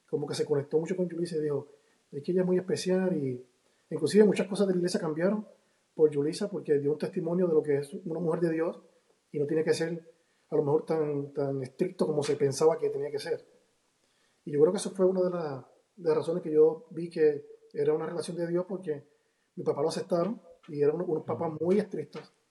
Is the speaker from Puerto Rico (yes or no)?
yes; Río Piedras, Puerto Rico; Bueno, yo, vengo más de un contexto diferente, porque nací en Puerto Rico, hijo de pastor. Me crié en un sector que es un poquito peligroso, en Río Piedra, Puerto Rico.